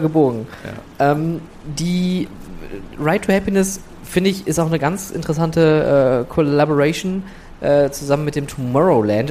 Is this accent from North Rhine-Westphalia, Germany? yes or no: yes; Oberhausen, North Rhine-Westphalia, Germany; also born or lived in England; ich komme aus dem Ruhrgebiet, komm ich, ich komme aus Oberhausen